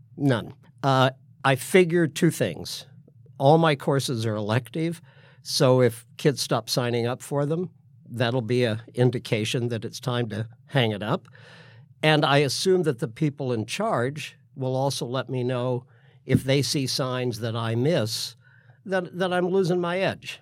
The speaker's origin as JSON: {"language": "English", "town": "Sedalia", "region": "Missouri", "country": "United States", "tie": "born or raised there", "moved": "yes", "said": "I was born in Sedalia, Missouri"}